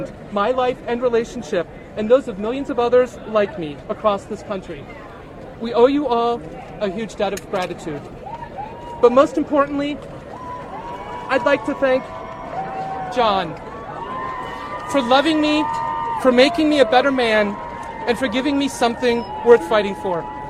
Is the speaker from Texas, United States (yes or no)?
no; Cincinnati, Ohio, United States; I'm from Cincinnati, Ohio. I've lived in Ohio for most of my life